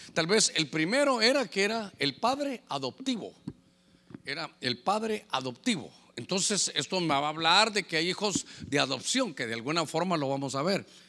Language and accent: Spanish; Honduras; como catracho